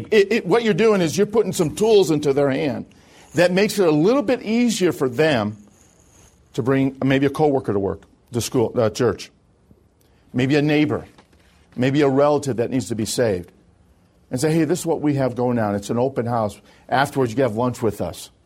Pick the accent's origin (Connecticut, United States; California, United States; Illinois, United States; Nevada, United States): Illinois, United States; Chicago; moved away; I'm originally from Chicago.